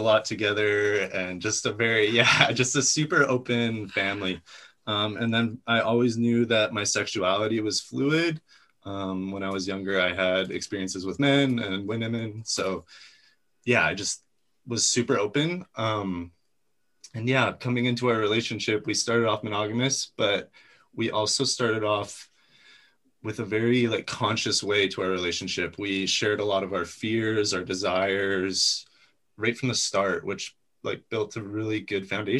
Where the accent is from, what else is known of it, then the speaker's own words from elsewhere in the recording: Kamloops, British Columbia, Canada; I grew up in Kamloops, BC